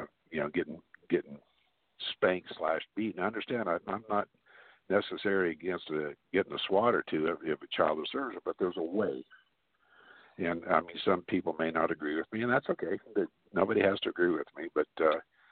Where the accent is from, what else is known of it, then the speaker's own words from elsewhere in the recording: Glendale, United States; also born or lived in Arkansas; me and my twin brother were born and raised in Glendale, my family was from Arkansas